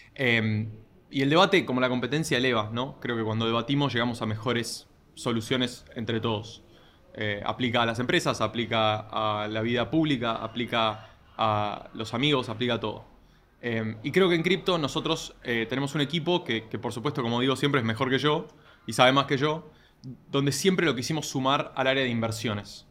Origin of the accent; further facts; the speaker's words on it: Argentina; vengo de una familia que por mi nombre es obvio que es italiana, eh, nací en Argentina